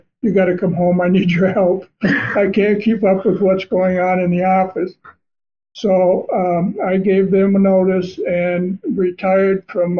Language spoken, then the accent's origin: English; Vermont, United States; moved away as an adult; now in Tennessee, United States; And I grew up in Vermont. And I had owned my own printing company before we left Vermont and moved out here to Tennessee.